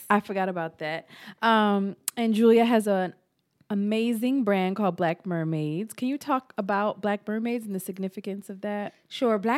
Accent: Harrisburg, Pennsylvania, United States; i'm from harrisburg pennsylvania

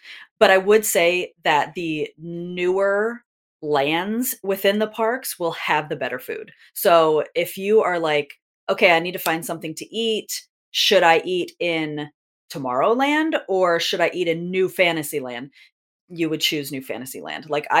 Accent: California, United States; And it's very nostalgic from when I grew up in Southern California that we used to get that a lot.

